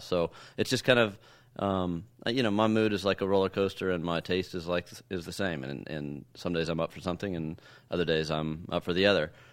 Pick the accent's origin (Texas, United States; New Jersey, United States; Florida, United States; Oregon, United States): Texas, United States; I grew up in Texas